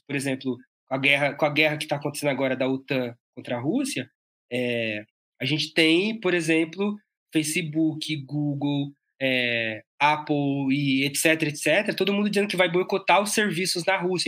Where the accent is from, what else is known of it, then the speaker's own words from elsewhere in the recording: ABC Paulista, São Paulo, Brazil; eu sou daqui do ABC Paulista